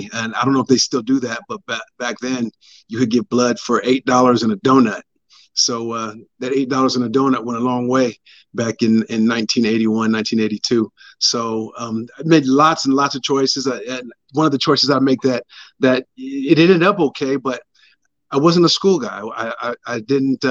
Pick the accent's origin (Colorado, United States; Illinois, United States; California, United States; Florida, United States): California, United States; San Diego; also born or lived in San Bernardino; I grew up in Southeast San Diego